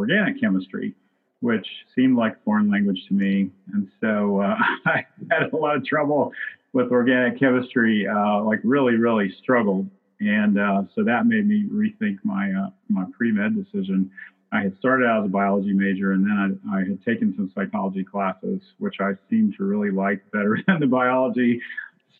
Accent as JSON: {"language": "English", "region": "Virginia", "country": "United States", "tie": "born or raised there", "moved": "as an adult", "lives_now": "Lexington, United States", "said": "a rural area near where I grew up in Virginia"}